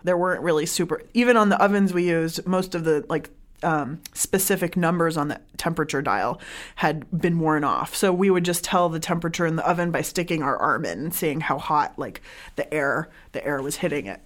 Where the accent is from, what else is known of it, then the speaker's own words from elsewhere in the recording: San Diego, California, United States; moved away as an adult; also born or lived in Iran (family) / Bay Area; I grew up in San Diego